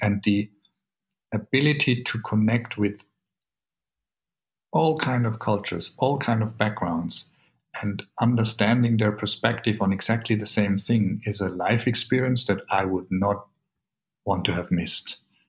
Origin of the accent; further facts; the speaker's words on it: Bavaria, Germany; born there; I was born in Bavaria. So I'm actually, technically, I hold a German passport.